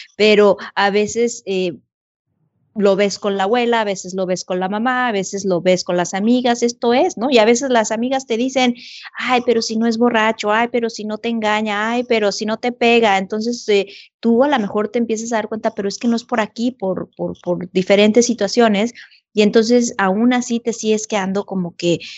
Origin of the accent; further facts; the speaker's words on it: Mexico; moved away as an adult; estando en un país que no es el mío, con dos chiquitos, ir a buscar ayuda al Consulado de México